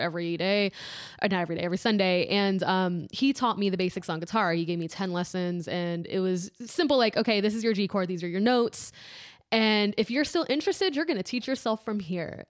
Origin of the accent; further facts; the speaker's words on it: District Heights, Maryland, United States; I am from District Heights, Maryland.